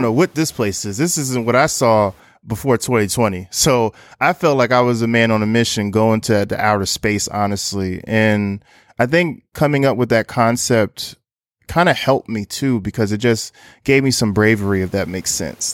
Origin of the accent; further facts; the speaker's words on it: Newark, New Jersey, United States; now in Brooklyn, New York, United States; based out of Brooklyn, New York, but I'm originally from Newark, New Jersey.